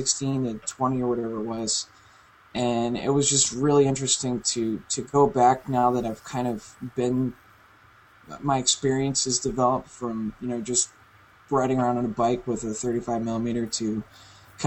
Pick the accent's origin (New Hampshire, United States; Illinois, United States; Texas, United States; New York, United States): New Hampshire, United States; now in Florida, United States; went up to the family in New Hampshire, did the memorial service, and actually ended up being able to take a photo walk through my hometown